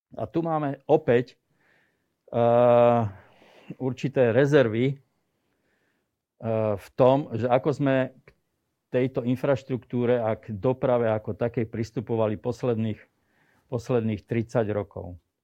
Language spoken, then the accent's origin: Slovak; Slovakia; som zo Slovenska